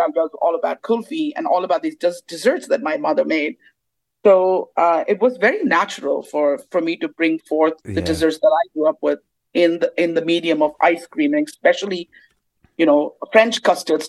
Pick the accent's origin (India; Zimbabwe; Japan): India; Mumbai, Maharashtra; moved away as an adult; now in United States; my family comes from the South, even though I grew up in Bombay